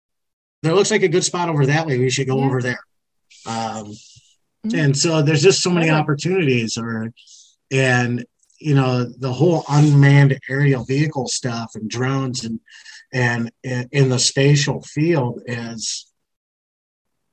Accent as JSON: {"language": "English", "region": "Wisconsin", "country": "United States", "said": "I'm from Wisconsin"}